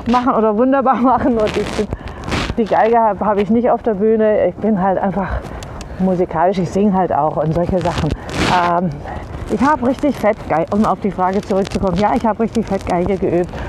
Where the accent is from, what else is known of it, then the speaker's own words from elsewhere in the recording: Baden-Württemberg, Germany; Italienerin, im Schwabenland aufgewachsen.